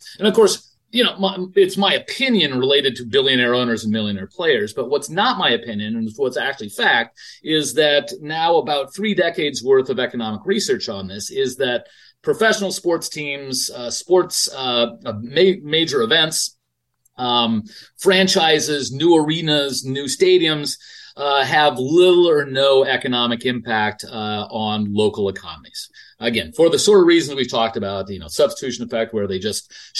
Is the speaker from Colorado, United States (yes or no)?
yes; Denver, Colorado, United States; I grew up in Denver